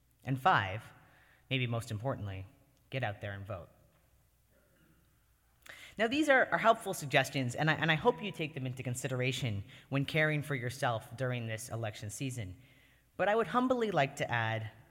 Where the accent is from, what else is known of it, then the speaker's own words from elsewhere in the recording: Canada; moved away as an adult; now in United States; I was born and lived for the first 18 years of my life in Canada